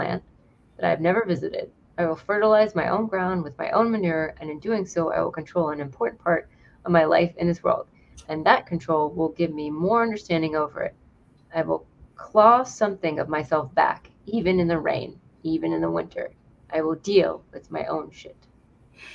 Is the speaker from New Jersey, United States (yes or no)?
no; North Carolina, United States; also born or lived in New York City; we moved from New York City to North Carolina when I was 9